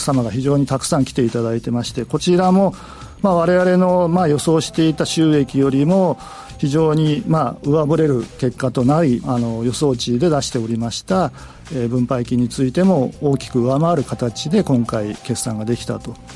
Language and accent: Japanese; Fukuoka, Japan; 地元福岡の、えー、そういったまちづくりに関わってこれた